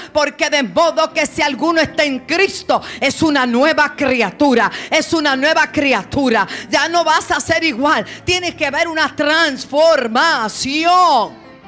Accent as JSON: {"language": "Spanish", "country": "Puerto Rico", "said": "como decimos en Puerto Rico"}